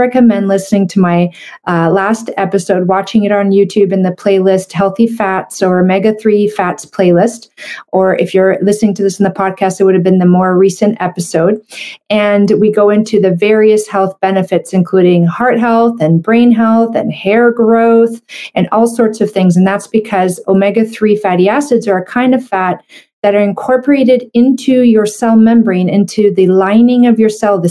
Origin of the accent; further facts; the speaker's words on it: Canada; I'm a Canadian medical doctor